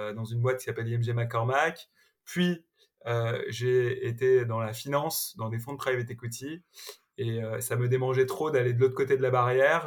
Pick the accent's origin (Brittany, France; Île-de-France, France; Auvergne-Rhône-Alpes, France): Île-de-France, France; Malakoff; j'ai grandi dans une ville de la banlieue parisienne qui s'appelle Malakoff